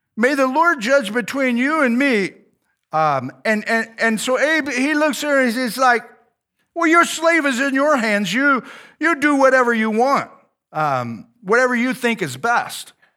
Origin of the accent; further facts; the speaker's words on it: United States; I'm an American